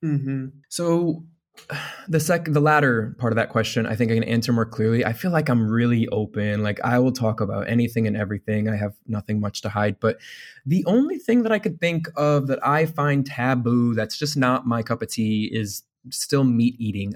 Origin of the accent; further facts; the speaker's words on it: Indiana, United States; I'm from Indiana